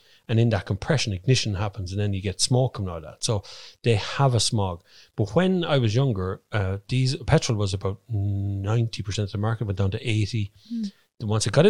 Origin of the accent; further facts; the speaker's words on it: Ireland; we're Irish.